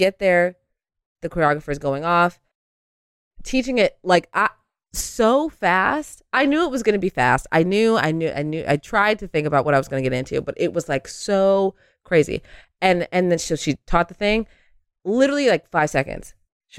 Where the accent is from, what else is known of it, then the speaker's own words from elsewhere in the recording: San Diego, California, United States; I come from San Diego where like, yeah, the girls are doing the thing, but it's not New York